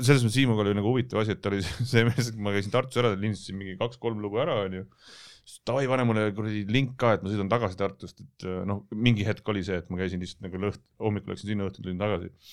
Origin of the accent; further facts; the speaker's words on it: Tallinn, Harju County, Estonia; ma olen üles kasvanud siin kanalas, Telliskivi tänaval